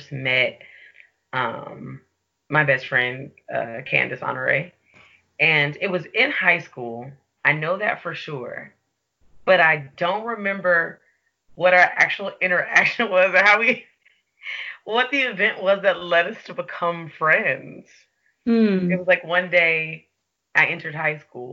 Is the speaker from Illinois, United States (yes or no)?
yes; Chicago, Illinois, United States; now in Portland, United States; I live in Portland, Oregon, but I'm originally from Chicago, Illinois.